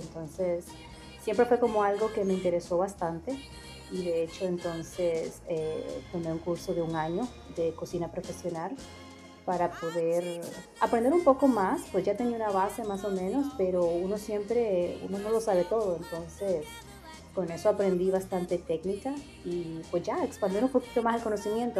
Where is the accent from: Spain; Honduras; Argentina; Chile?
Honduras; La Lima, Cortés; moved away as an adult; now in New York, United States; yo nací en La Lima y me crié en La Lima